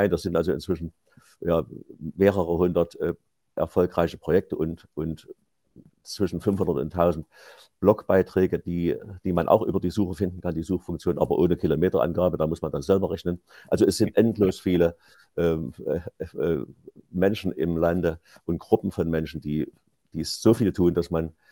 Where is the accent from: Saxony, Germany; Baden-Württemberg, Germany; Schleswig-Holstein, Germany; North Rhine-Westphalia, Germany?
Saxony, Germany; Leipzig; Unternehmer in, in Leipzig, meiner Heimatstadt